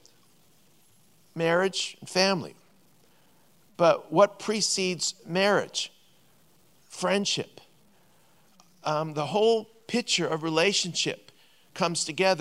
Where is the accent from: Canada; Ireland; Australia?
Canada; Vancouver, British Columbia; We're both from Vancouver.